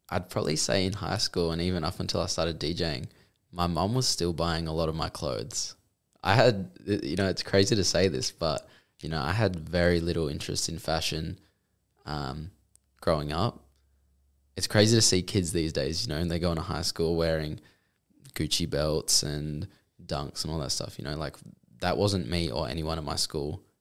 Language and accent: English; Mandurah, Western Australia, Australia; Okay, so I'm I'm from Mandurah originally